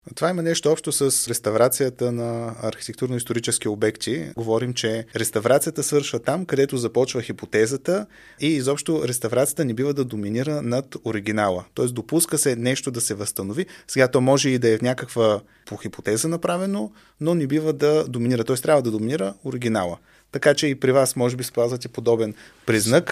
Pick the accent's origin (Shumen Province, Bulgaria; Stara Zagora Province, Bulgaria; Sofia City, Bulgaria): Stara Zagora Province, Bulgaria; Stara Zagora; аз съм от Стара Загора